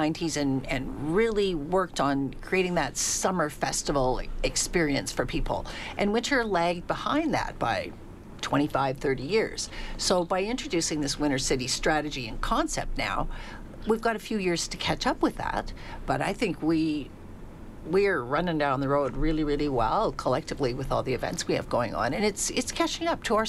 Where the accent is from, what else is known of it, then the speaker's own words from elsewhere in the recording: Manitoba, Canada; now in Alberta, Canada; I grew up in Manitoba